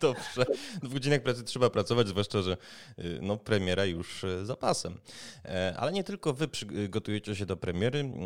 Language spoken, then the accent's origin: Polish; Kraków, Lesser Poland, Poland; jako rodowity Krakus